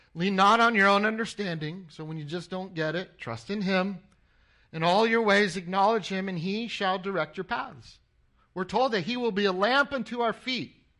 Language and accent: English; Anaheim, California, United States; moved away as an adult; I grew up in Anaheim, California. I was born, uh, in Anaheim and I went to Anaheim High School